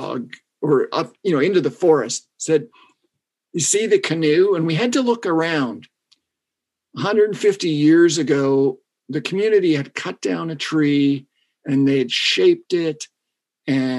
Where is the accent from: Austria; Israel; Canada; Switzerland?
Canada; I'm from Canada